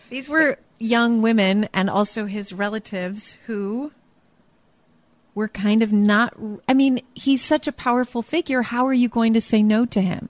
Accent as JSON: {"language": "English", "region": "Alaska", "country": "United States", "moved": "yes", "said": "I am from Alaska"}